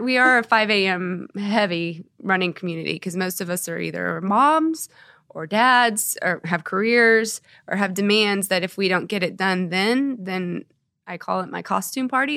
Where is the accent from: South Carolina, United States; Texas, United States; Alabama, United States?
Texas, United States; Dallas; moved away as an adult; also born or lived in Houston, Texas; now in Norman, United States; I grew up in Texas, in the Dallas area